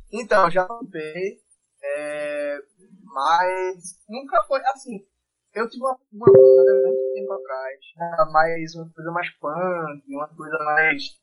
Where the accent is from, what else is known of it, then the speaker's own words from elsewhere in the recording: Olinda, Pernambuco, Brazil; moved away; realmente da minha terra, assim, a primeira terra que eu morei, Olinda, que fala que, poxa, agora eu só, volto lá às vezes no carnaval. Eu ainda, eu ainda tenho família lá, mas eu volto só no carnaval